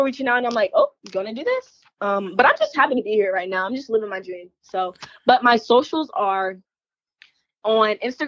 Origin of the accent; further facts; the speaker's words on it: Columbia, South Carolina, United States; moved away as an adult; now in Georgia, United States; I'm actually from South Carolina, so I wrestle a lot in the Carolinas.